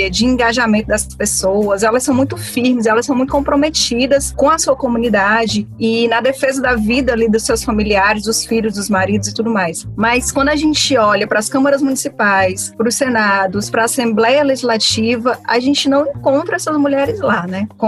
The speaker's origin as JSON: {"language": "Portuguese", "town": "Fortaleza", "region": "Ceará", "country": "Brazil", "tie": "born or raised there", "said": "eu cresci numa comunidade aqui em Fortaleza, que é o Grande Bom Jardim, que é uma comunidade conhecidamente muito violenta."}